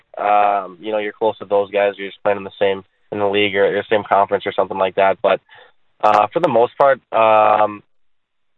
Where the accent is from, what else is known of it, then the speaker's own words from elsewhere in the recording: Chicago, Illinois, United States; growing up in Chicago here